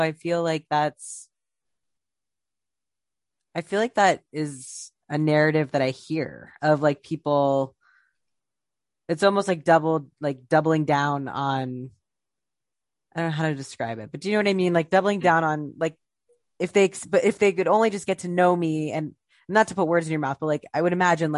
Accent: Ohio, United States; now in New York City, United States; I'm from Ohio

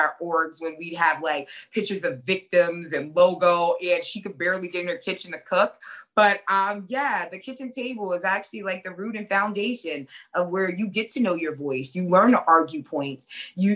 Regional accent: New York City, New York, United States; Growing up in the Bronx

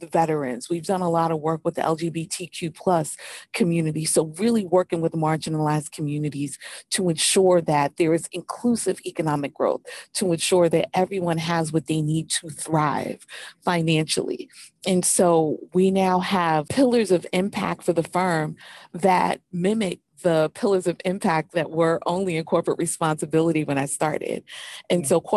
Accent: New York City, New York, United States; I grew up in New York City, so grew up right by Wall Street.

